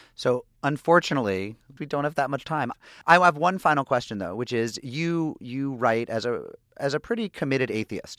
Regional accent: Springfield, Massachusetts, United States; I grew up in an Irish Catholic town. I'm from Springfield, Massachusetts.

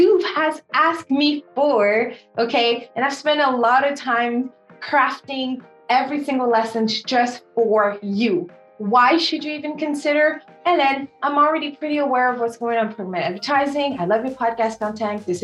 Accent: Senegal; first language French; English is a second language; moved away; My first language is French because I'm originally from Senegal and we speak French

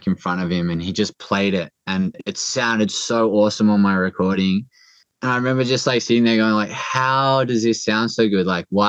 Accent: Port Macquarie, New South Wales, Australia; moved away; also born or lived in Northern Beaches, Sydney; my hometown of Port Macquarie

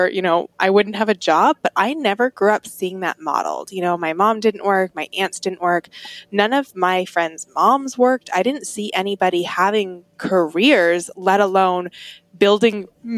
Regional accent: Atlanta suburb, the South, Georgia, United States; I grew up in the South outside of Atlanta, in an Atlanta suburb

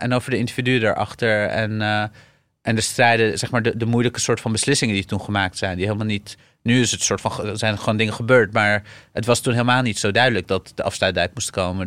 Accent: Syria; now in Netherlands; ik ben geboren in Syrië

